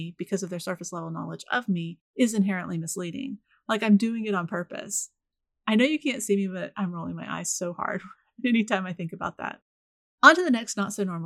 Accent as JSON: {"language": "English", "region": "Florida", "country": "United States", "tie": "born or raised there", "said": "I was raised in the Deep South, which tends to surprise people even if they know I'm from Florida."}